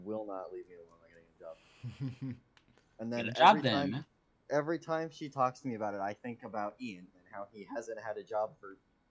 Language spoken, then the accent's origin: English; Canada; I'm French Canadian.